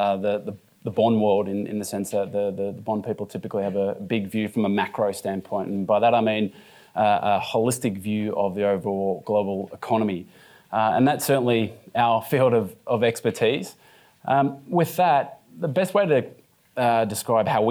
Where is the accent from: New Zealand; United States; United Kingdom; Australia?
Australia; Being an Australian